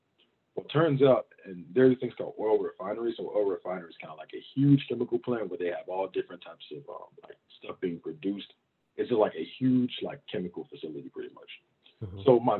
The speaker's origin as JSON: {"language": "English", "town": "Baton Rouge", "region": "Louisiana", "country": "United States", "tie": "born or raised there", "said": "I grew up in Louisiana also. I got a whole lot of family in Baton Rouge, Louisiana. That's kind of like, that's where I really call home."}